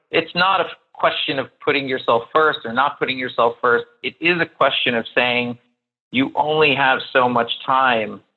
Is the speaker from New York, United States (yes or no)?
yes; New York, United States; also born or lived in Miami; I'm based in New York. I'm from New York